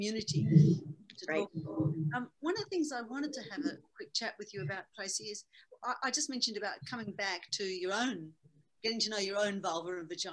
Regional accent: Australia; I'm Australian.

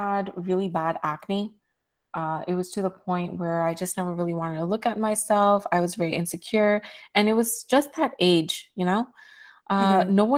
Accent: New York City, New York, United States; I am from New York City, born and raised. I'm from Queens, Regal Park

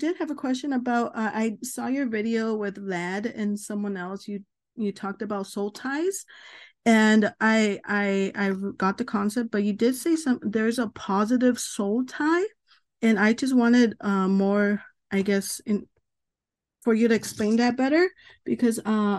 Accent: California, United States; I'm from California, a little nervous.

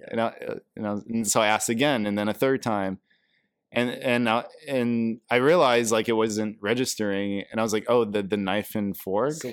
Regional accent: Brazil; also born or lived in England / Germany / Japan; now in United States; I was born and raised in Brazil, grew up in England, yes. but I've lived in a uh, you know in the states for the past thirteen years.

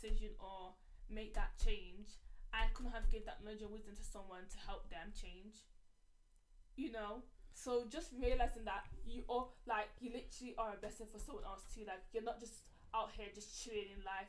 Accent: United Kingdom; we're sisters. Like, yeah, and we're from the UK

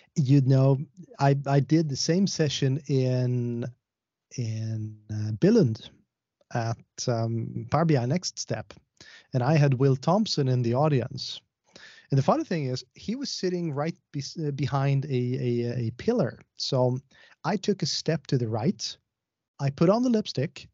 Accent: Sweden; I am from Sweden.

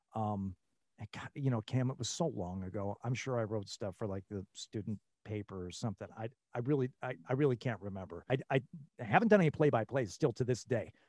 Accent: Troy, Michigan, United States; moved away as an adult; also born or lived in Rochester, Michigan / Lansing, Michigan / New Mexico / Las Vegas, Nevada; born in Rochester, Michigan, and, uh, and grew up in Troy, Michigan

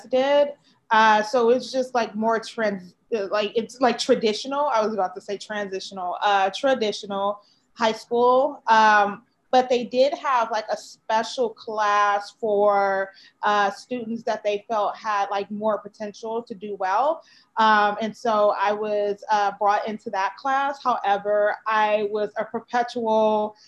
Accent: Chicago, Illinois, United States; moved away as an adult; also born or lived in Florida; now in California, United States; I grew up in Chicago, Illinois, on the South Side, in the 100th, the Wild 100th

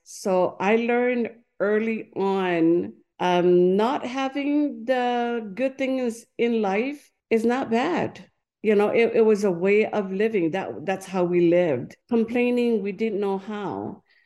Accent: French Polynesia; English is a second language; moved away as an adult; also born or lived in Tuamotu Islands; now in Hawaii, United States; I was born and raised in Tahiti.

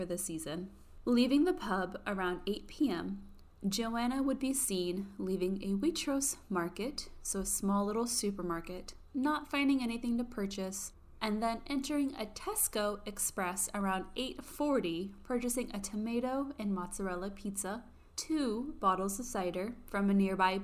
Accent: United States; I was born in America

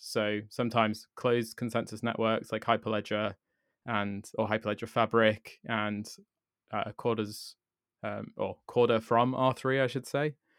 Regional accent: United Kingdom; me as a British person

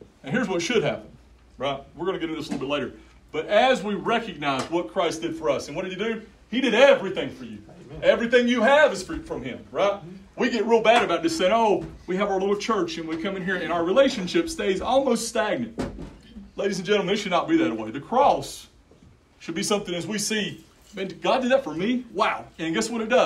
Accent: Yakima County, Washington, United States; I grew up in Yakima County

